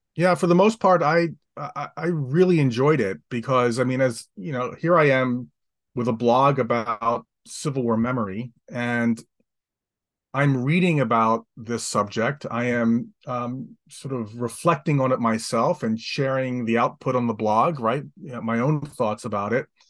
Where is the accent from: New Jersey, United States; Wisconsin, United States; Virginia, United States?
New Jersey, United States; Atlantic City; I grew up in Atlantic City, New Jersey, five blocks from the beach